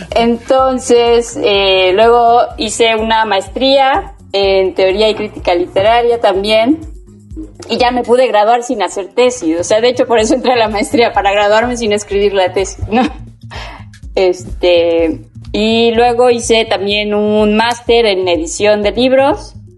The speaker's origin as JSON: {"language": "Spanish", "town": "Cosamaloapan", "region": "Veracruz", "country": "Mexico", "also_born_or_lived": "Puebla", "moved": "yes", "lives_now": "Cuernavaca, Mexico", "said": "Soy de Cosamaloapan, Veracruz"}